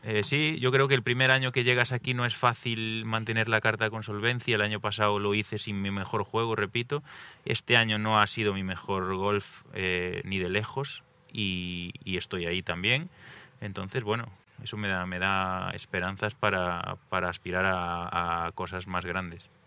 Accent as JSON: {"language": "Spanish", "region": "Galicia", "country": "Spain", "said": "yo soy de Galicia, tenemos muchísimos ríos, montañas"}